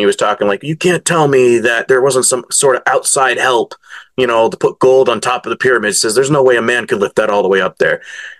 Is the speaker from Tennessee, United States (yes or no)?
no; Connecticut, United States; also born or lived in Massachusetts / Arizona / North Carolina; I was born in New England, Connecticut, where I was born in Massachusetts, but lived mostly in Connecticut, Arizona, North Carolina, back to Connecticut.